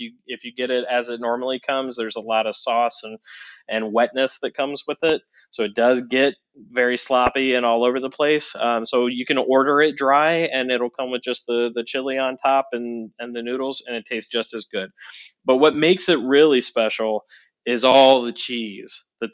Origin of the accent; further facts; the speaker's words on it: Northeast Ohio, United States; also born or lived in Cincinnati, Ohio; now in Chicago, United States; I grew up in Northeast Ohio, about an hour and a half south of Cleveland